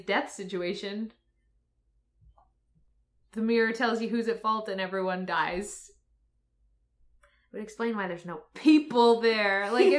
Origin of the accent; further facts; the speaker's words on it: Michigan, United States; I'm from Michigan.